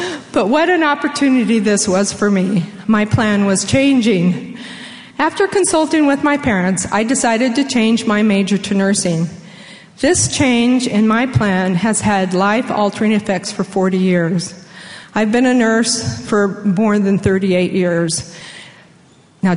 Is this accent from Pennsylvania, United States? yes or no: no; San Diego, California, United States; moved away; I applied to the colleges in my hometown of San Diego, California, as well as BYU